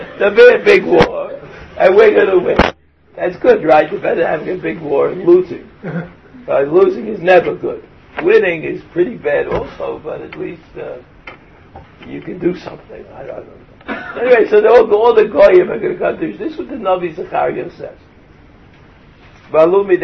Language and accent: English; Brooklyn, New York, United States; moved away; I come from Brooklyn. There's no realia in Brooklyn. Nothing ever planted in Brooklyn grew